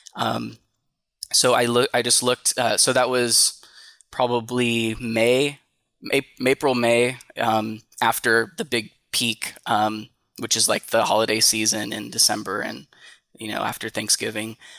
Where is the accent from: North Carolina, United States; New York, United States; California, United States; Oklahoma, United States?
California, United States; Tracy; I'm from Tracy, California, which is, um, about an hour, hour and a half, um, east of the Bay Area.